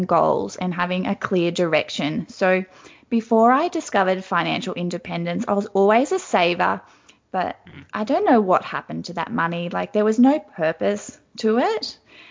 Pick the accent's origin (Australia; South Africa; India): Australia; Wagner's Concrete because they're from my hometown